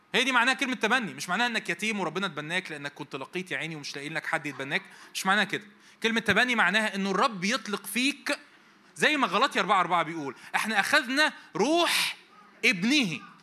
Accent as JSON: {"language": "Arabic", "country": "Egypt", "also_born_or_lived": "Cairo", "said": "احنا مصريين ف وعايشين في القاهره"}